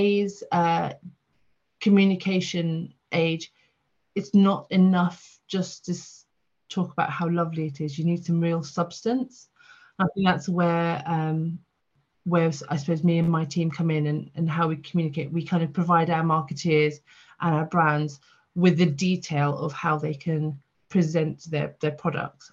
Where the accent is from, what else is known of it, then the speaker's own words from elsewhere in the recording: the south of England, United Kingdom; also born or lived in Port Sunlight; now in London, United Kingdom; I'm a Southerner at heart